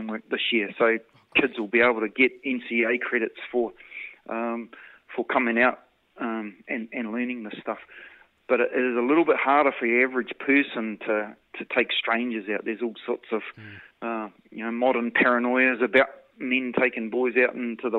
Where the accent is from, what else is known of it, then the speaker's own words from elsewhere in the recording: New Zealand; being a New Zealander